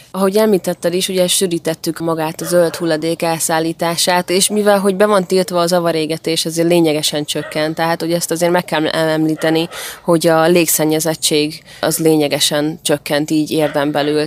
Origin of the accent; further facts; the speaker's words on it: Érd, Pest, Hungary; a Sasvárosi részen is, ahol én felnőttem